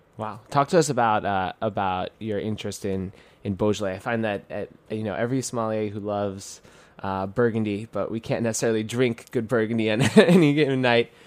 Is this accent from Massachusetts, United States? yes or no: no; New York City, New York, United States; I'm a kid from Queens, New York